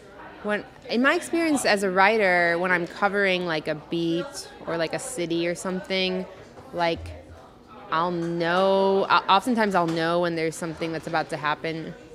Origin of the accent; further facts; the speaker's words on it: Chicago, Illinois, United States; Yes, I'm from Chicago. I lived in LA for 4 years. I've lived in New York on and off.